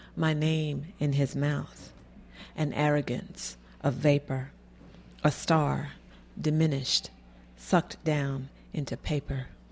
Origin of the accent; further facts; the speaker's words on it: Florida, United States; moved away; I'm from Florida. I'm originally from Florida